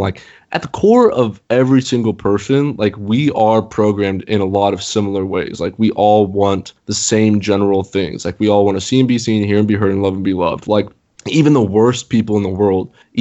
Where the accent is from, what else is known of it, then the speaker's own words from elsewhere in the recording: United States; growing up in the United States